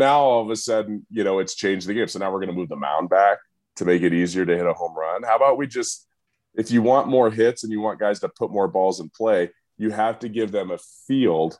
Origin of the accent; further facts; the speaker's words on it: San Diego, California, United States; I grew up in San Diego